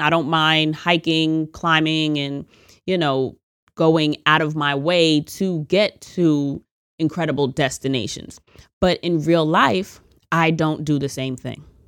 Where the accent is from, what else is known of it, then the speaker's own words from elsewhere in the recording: United States; as an American